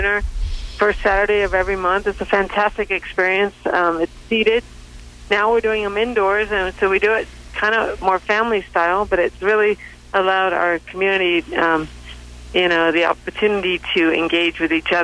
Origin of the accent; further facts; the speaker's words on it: Hong Kong; also born or lived in Central Coast, California; now in Oakhurst, United States; I was born in Hong Kong